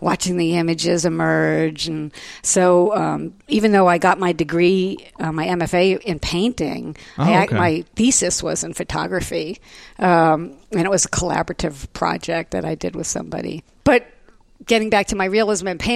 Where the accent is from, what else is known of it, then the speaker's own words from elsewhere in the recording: East Brunswick, New Jersey, United States; moved away as an adult; also born or lived in New York City; now in Austin, United States; I grew up in East Brunswick, New Jersey, and the high school there was amazing